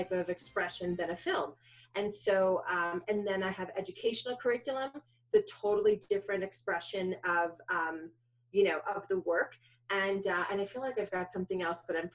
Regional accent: New York City, New York, United States; I grew up in New York. I was born in Manhattan

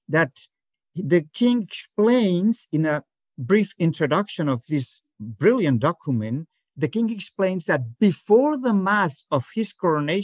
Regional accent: Barcelona, Catalonia, Spain; I am from Barcelona

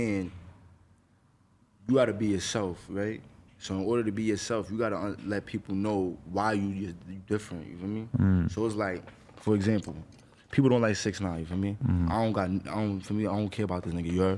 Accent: New York City, New York, United States; I come from the Bronx

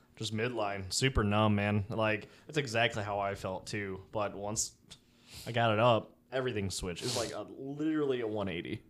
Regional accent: Chicago, Illinois, United States; now in Florida, United States; I'm from Chicago

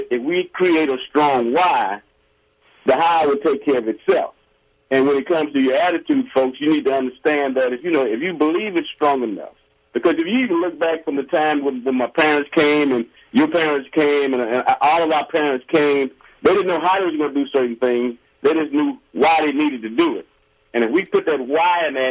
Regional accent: Alexandria, Louisiana, United States; also born or lived in Baton Rouge, Louisiana; I'm originally from Louisiana, the great state of Louisiana, Alexandria, Louisiana, which is in central Louisiana.

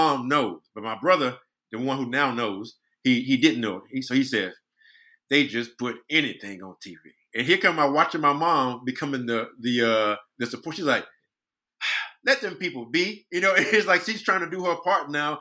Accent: Brunswick, Georgia, United States; born or raised there; moved away

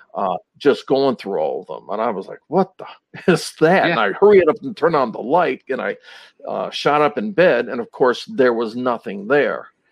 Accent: Twinsburg, Ohio, United States; I'm originally from Northeast Ohio. Um, okay. Um, I uh, grew up in Twinsburg, Ohio

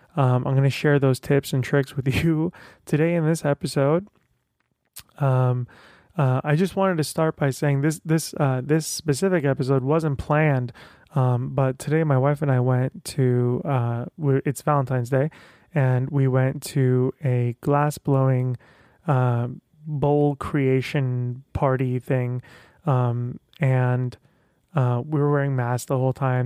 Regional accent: Tehran, Tehran Province, Iran; moved away; I'm, uh, originally from Iran. I was born in Tehran

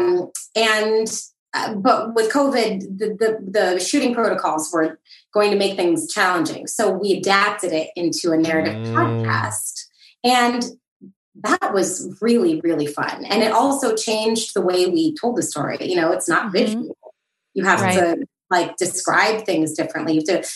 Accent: Milwaukee, Wisconsin, United States; I'm from Milwaukee

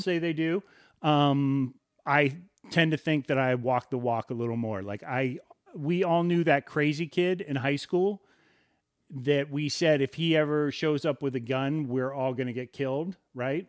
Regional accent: Southern California, United States; we come from Southern California.

